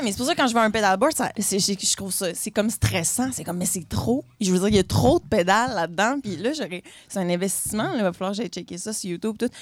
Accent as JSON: {"language": "French", "town": "Quebec City", "region": "Quebec", "country": "Canada", "said": "je viens de la ville de Québec"}